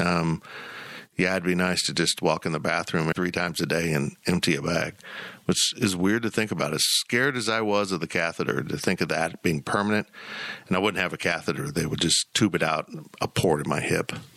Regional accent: Salina, Kansas, United States; also born or lived in West Palm Beach, Florida / Columbia, Missouri; I was born actually in West Palm Beach and then moved to Columbia, Missouri. Thank God we didn't stay, and uh, ended up in Salina, Kansas

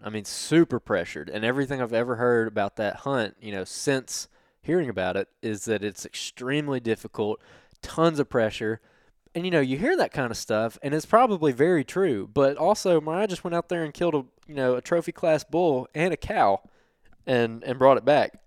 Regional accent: Alabama, United States; I'm from Alabama

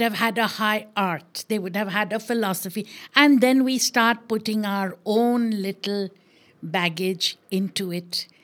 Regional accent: Maharashtra, India; I am Maharashtrian

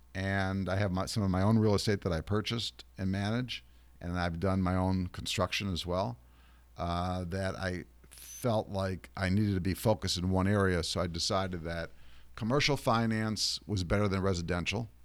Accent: Ohio, United States; moved away as an adult; now in New York, United States; I grew up in Ohio

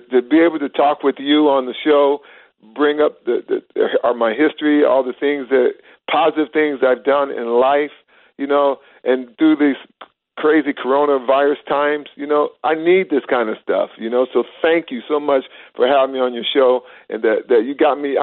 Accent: Midwest, United States; I'm from the Midwest, and I keep my Midwest values with me

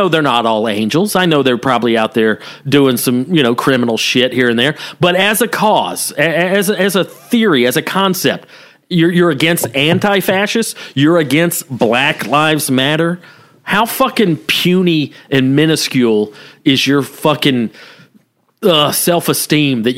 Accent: the South, United States; growing up in the South

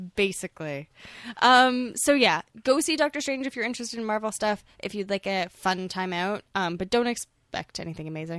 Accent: Toronto, Ontario, Canada; I grew up in Toronto

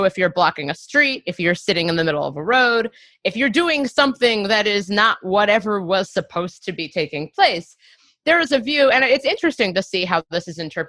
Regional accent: Cincinnati, Ohio, United States; when I was in eighth grade, it was April 2001, and I grew up in Cincinnati, Ohio

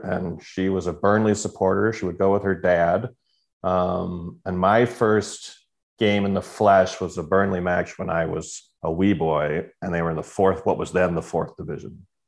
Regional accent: Canada; as a Canadian

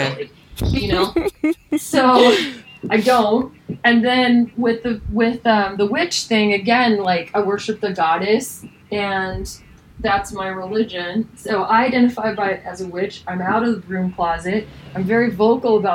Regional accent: Idaho, United States; I was raised in Idaho on a horse ranch

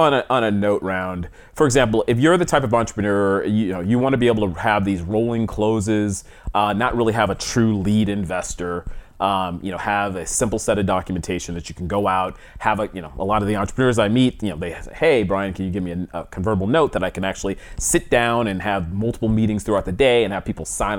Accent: East Coast, United States; also born or lived in Atlanta; So I'm an East Coast guy. I grew up on the East Coast originally. Went to Atlanta, Emory University in Atlanta

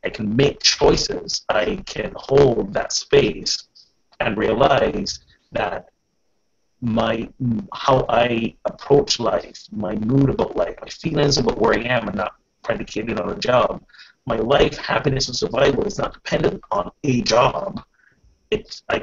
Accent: Barbados; moved away; When I was growing up in Barbados

